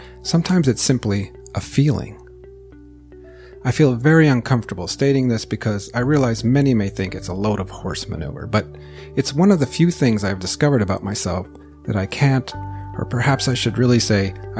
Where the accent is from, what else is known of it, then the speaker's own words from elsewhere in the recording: Northern California, United States; also born or lived in Sweden; Norwegians actually, who settled in South Dakota, the place where my parents were born. I was born in Northern California